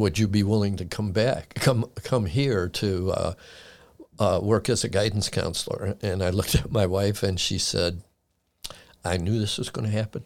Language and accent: English; Chicago, Illinois, United States; moved away as an adult; now in Frederick County, United States; I was born and raised in Chicago and was there until nineteen eighty-five when I moved out here.